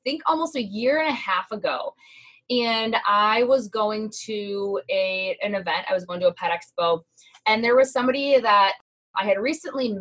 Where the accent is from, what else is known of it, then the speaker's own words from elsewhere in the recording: Midwest, United States; because we are from the Midwest. We automatically talk relatively quickly